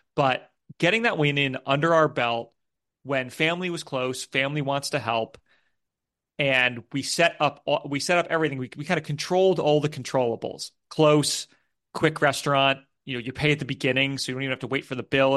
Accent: United States; now in United Kingdom; I'm an American who lives in the U K

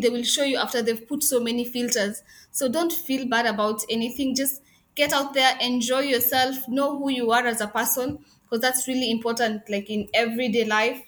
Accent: Kenya; moved away as an adult; also born or lived in Afghanistan; now in Dubai, United Arab Emirates; I'm Kenyan

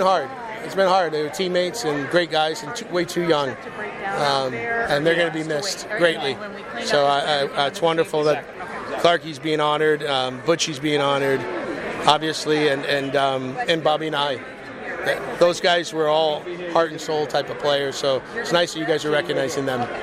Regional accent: Michigan, United States; also born or lived in St. Louis, Missouri / New York State; I was born in St. Louis and I, I was raised, left when I was seven, played a lot of my minor hockey um, in Michigan

